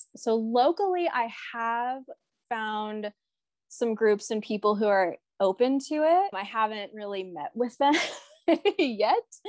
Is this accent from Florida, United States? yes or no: no; New York City, New York, United States; also born or lived in Orange County, California; now in Boise, United States; I'm originally from New York in Brooklyn.